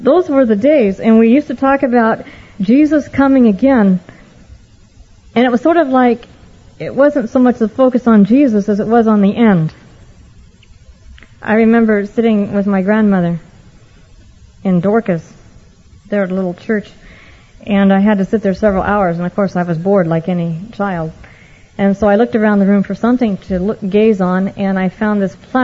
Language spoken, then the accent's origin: English; Oregon, United States; I had the privilege of growing up in Oregon, not in this area, but much farther north and east